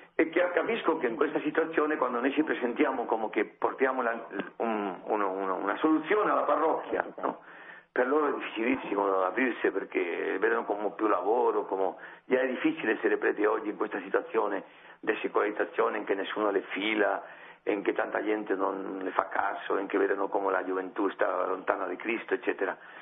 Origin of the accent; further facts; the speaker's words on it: Spain; Italian is a second language; io sono spagnolo